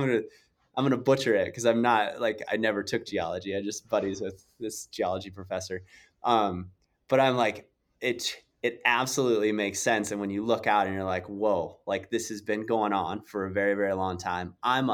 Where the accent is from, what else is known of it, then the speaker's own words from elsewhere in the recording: South Dakota, United States; I grew up in South Dakota and some of my good friends had a ranch on the Pine Ridge Indian Reservation.